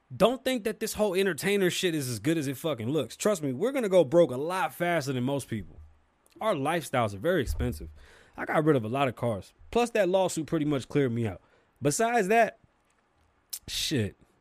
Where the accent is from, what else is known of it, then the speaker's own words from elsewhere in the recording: New York City, New York, United States; I'm from New York City. I grew up in a building with Jamaicans